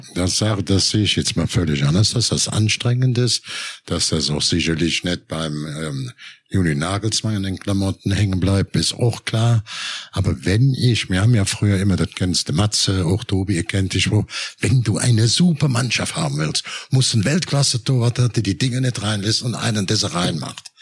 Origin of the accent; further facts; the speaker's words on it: Cologne, North Rhine-Westphalia, Germany; ich komme ja aus Köln